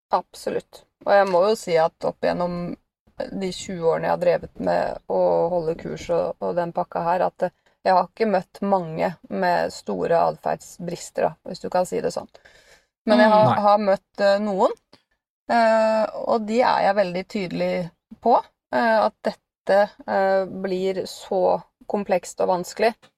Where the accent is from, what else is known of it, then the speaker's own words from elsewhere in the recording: Bærum, Akershus, Norway; den eh, lokale hundeskolen uh, i Bærum, da, der jeg kommer fra.